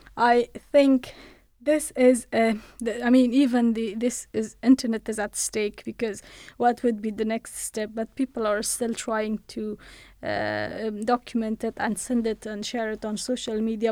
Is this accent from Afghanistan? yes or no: yes; Afghanistan; moved away as an adult; now in United Kingdom; I was born in Afghanistan. I studied in Afghanistan and, uh, I worked in Afghanistan